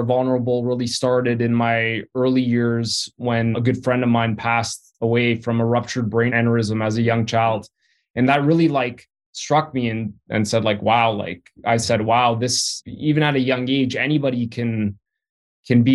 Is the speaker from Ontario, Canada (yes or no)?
yes; Vaughan, Ontario, Canada; also born or lived in Toronto; grew up in Vaughan, which is on the outskirts of Toronto.